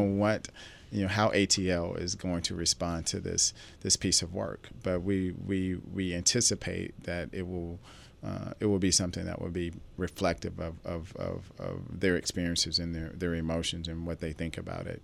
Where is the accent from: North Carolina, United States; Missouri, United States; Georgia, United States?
Georgia, United States; Atlanta; also born or lived in New York; I grew up in Southwest Atlanta